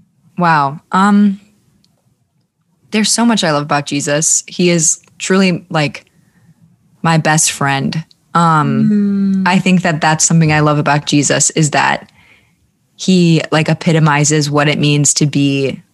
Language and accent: English; Minneapolis, Minnesota, United States; now in Charlotte, United States; I grew up like halfway in the Midwest. So I spent like 10 years in Minneapolis and then moved to Charlotte. So kind of like a mixed bag of accents for sure